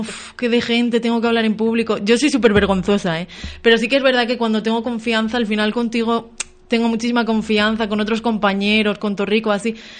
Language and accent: Spanish; Béjar, Castile and León, Spain; moved away as an adult; now in Galicia, Spain; en mi pueblo